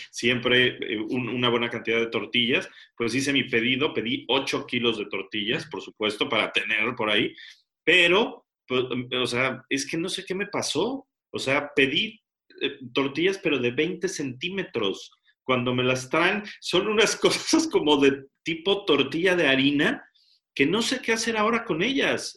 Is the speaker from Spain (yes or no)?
no; Mexico; now in England; soy mexicano